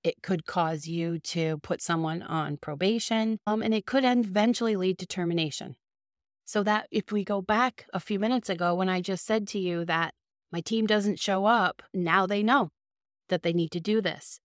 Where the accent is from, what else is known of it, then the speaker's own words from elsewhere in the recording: Boston, Massachusetts, United States; accent: Boston; my Boston accent